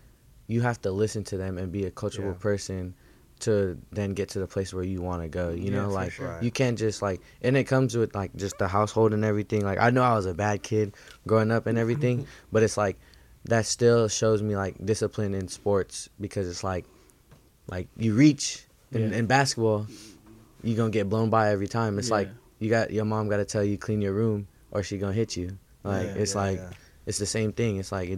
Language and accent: English; Daly City, California, United States; I'm not from there, so I'm really from Daly City and San Francisco.